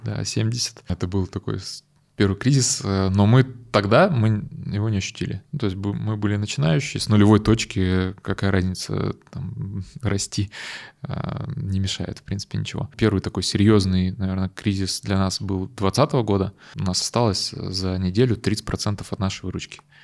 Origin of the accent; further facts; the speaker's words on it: Yekaterinburg, Sverdlovsk Oblast, Russia; Мы родом из Екатеринбурга